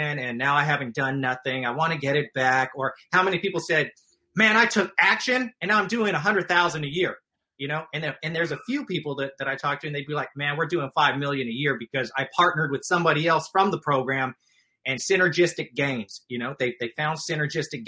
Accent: Stockton, California, United States; I grew up in Stockton, California

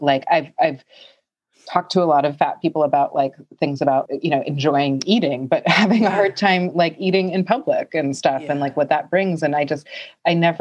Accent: New York, United States; moved away; I grew up in New York

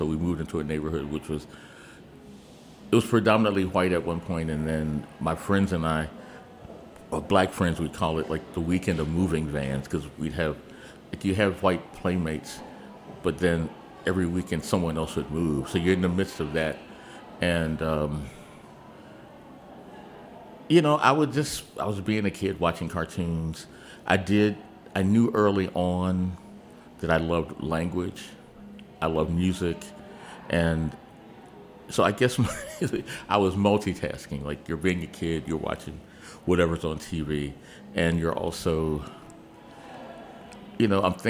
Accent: Augusta, Georgia, United States; born there; now in Washington, D.C., United States; No, we moved to D.C. in August of 1958. I was born in Augusta, Georgia

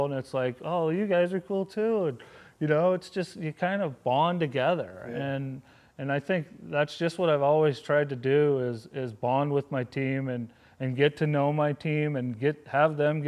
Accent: Wyoming, United States; moved away as an adult; now in Pittsburgh, United States; We had a 1,000-acre ranch growing up in Wyoming

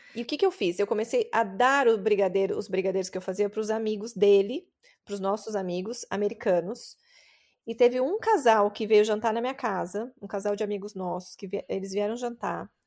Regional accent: interior of São Paulo, Brazil; accent: paulistano (São Paulo capital); moved away as an adult; now in California, United States; Meu sotaque vem de São Paulo. Eu cresci no interior de São Paulo e eu fui para a capital

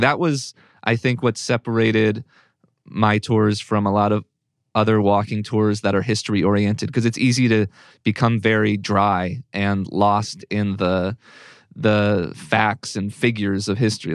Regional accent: Northern Virginia, United States; moved away; also born or lived in Pittsburgh; I'm from Northern Virginia, which is a suburb of D C

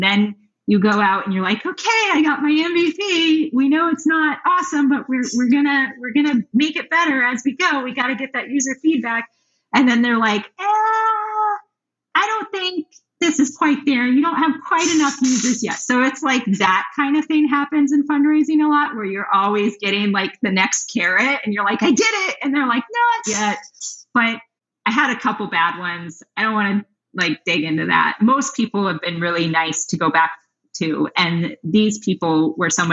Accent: Denver, Colorado, United States; also born or lived in New York; now in Los Angeles, United States; I'm from Denver. And then I moved

